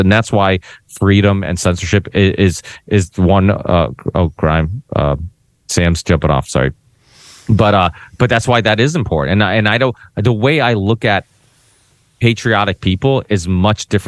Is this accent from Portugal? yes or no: yes; Portugal; now in United States; I'm proud of being Portuguese. I was born in Portugal